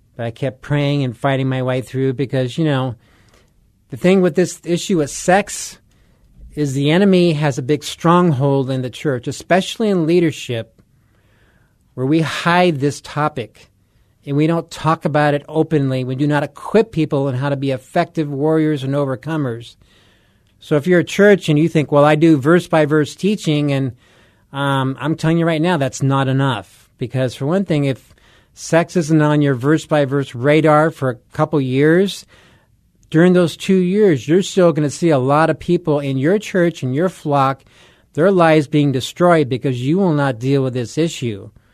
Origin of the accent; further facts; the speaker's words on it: Southern California, United States; moved away as an adult; also born or lived in Colorado; I grew up in Southern California, so this is old stomping grounds here